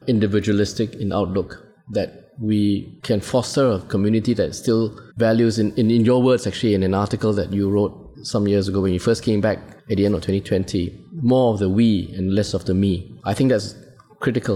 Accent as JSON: {"language": "English", "country": "Singapore", "said": "us as Singaporeans"}